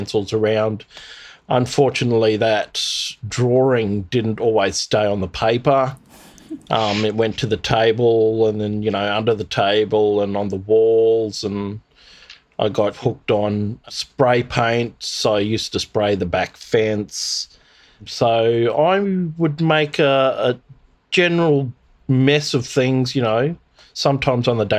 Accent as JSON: {"language": "English", "town": "Thursday Island", "region": "Queensland", "country": "Australia", "tie": "born or raised there", "said": "as a small child growing up in the Torres Straits"}